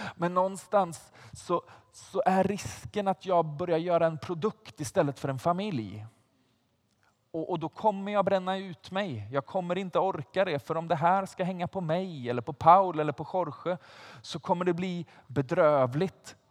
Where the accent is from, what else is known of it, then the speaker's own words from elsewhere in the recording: Vargön, Västra Götaland, Sweden; now in Stockholm, Sweden; Jag, jag kommer inte från Stockholm från början, utan jag kommer från ett litet ställe som heter Vargön.